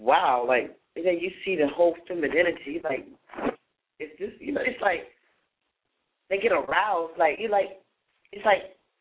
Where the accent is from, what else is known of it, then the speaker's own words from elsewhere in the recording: North Carolina, United States; I'm from North Carolina, I'm from the South